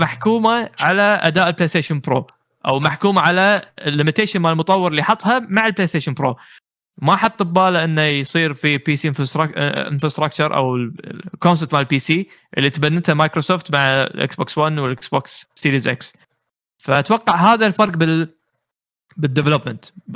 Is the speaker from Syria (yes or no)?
no; Kuwait; عندنا بالكويت